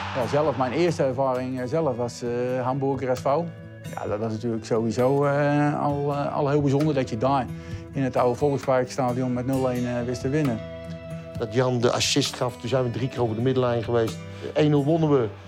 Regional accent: Utrecht, Netherlands; het straatje waar ik ben opgegroeid en waar mijn ouders nog steeds wonen

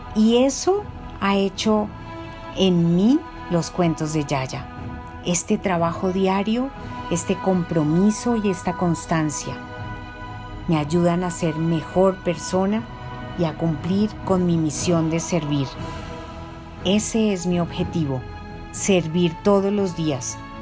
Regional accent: Bogotá, Colombia; Yo soy una mujer colombiana que nació en Bogotá

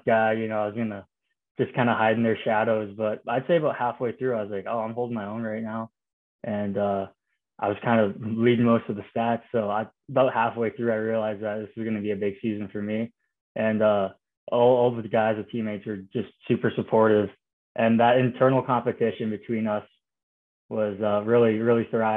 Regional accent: Canada; being Canadian

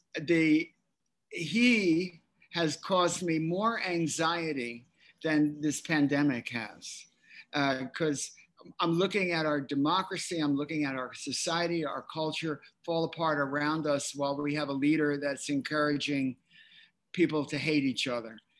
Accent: Philadelphia, Pennsylvania, United States; moved away; I'm from Philly

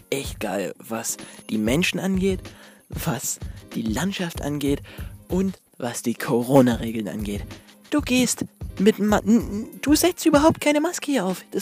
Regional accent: Germany; Fragt er, wo, wo kommst du her? Ich sagte, ja, ich komme aus Deutschland.

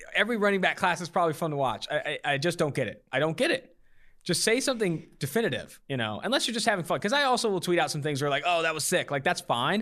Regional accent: Oakland, California, United States; I'm from Oakland, California

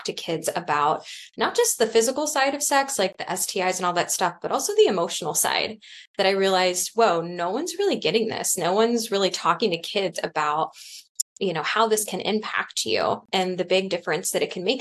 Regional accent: Cincinnati, Ohio, United States; I grew up here in Cincinnati

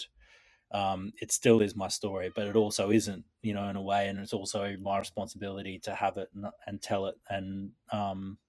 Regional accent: Queensland, Australia; I was born in Queensland

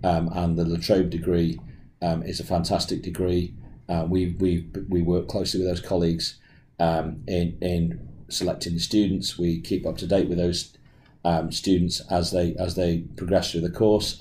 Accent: England, United Kingdom; accent: English; moved away as an adult; now in Australia; I'm actually English, as my accent will give me away, and I'm a renal specialist who moved to Australia in 2012

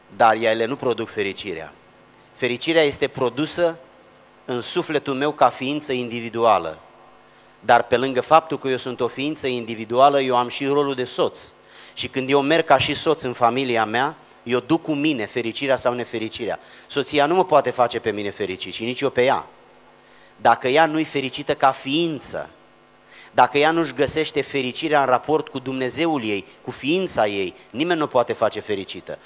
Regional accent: a small village near Giurgiu, Muntenia, Giurgiu County, Romania; Eu vin din orașul Giurgiu, de fapt dintr-un sat mic de lângă Giurgiu, asta este sub București, pe malul Dunării, zonă care se numește Montenia

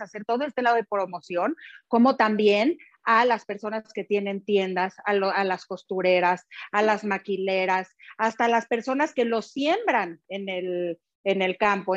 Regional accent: Mexico; valores que nos caracterizan como mexicanos

